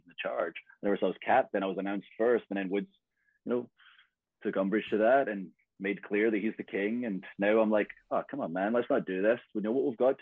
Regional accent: Scotland, United Kingdom; I'm Scottish

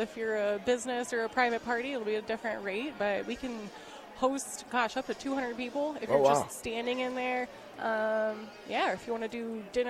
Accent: Lincoln, Nebraska, United States; I'm from Lincoln.

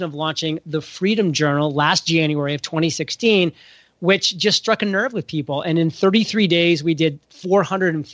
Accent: New England, United States; I'm from New England

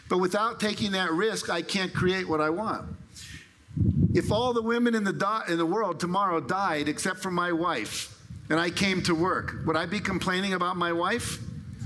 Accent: California, United States; I'm from California, like Barbara, so we do a lot of weird stuff there

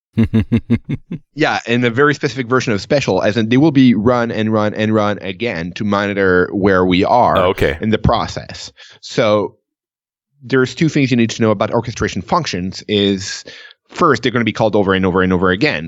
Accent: Canada; I'm Canadian

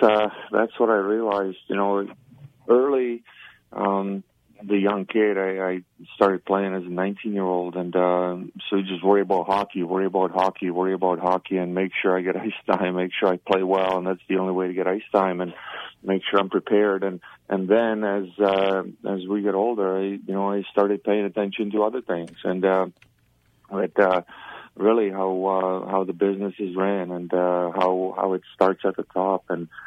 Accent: Czechia; English is a second language; moved away; I grew up in communism. I grew up in Czechoslovakia, and you look at older people with utmost respect.

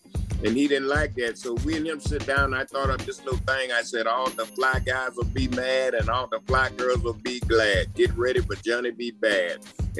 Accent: Birmingham, Alabama, United States; I remember growing up in Birmingham, Alabama

